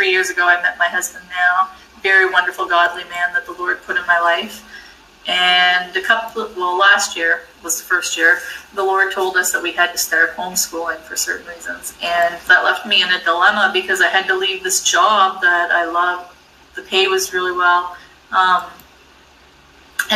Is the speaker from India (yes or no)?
no; New Brunswick, Canada; I grew up in New Brunswick, Canada